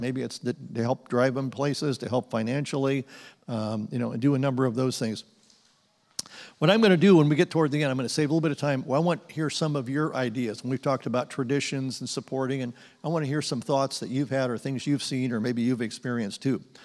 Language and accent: English; Phoenix, Arizona, United States; We grew up in Phoenix